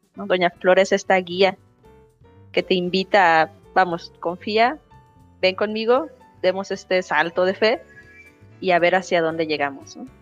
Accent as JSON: {"language": "Spanish", "country": "Mexico", "also_born_or_lived": "Argentina", "said": "nosotros como mexicanos y mexicanas"}